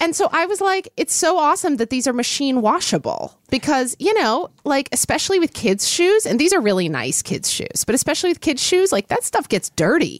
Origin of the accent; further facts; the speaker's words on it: Oklahoma, United States; moved away; the oil and natural gas industry in my home state